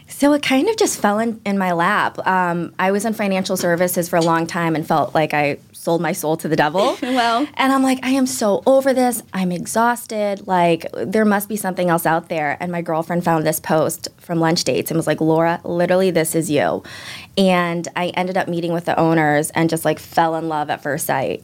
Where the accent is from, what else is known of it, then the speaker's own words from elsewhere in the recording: Chicago, Illinois, United States; also born or lived in Los Angeles; now in Boston, United States; Born and raised in Chicago